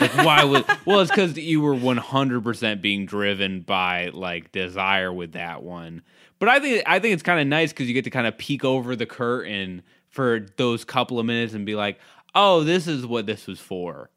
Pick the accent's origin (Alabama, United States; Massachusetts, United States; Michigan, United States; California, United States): Massachusetts, United States; Cape Cod; I grew up in Cape Cod